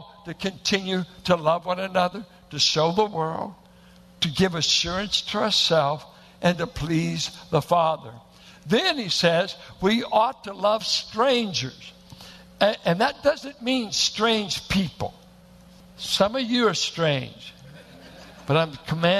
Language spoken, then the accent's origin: English; Richmond, California, United States; I went to a church that looked like it was planted in the hills of Oklahoma, a bunch of Arkies and Midwesterners in South Richmond